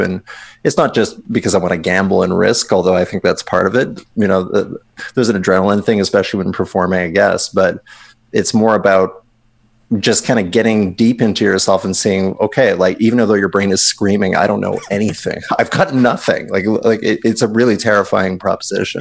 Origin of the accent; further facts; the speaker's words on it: Winnipeg, Manitoba, Canada; moved away as an adult; I'm originally from Winnipeg